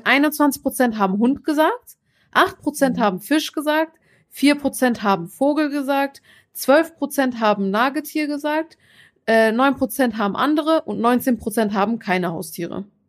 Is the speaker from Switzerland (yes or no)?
no; Turkey; now in Germany; in der Türkei, wo ich herkomme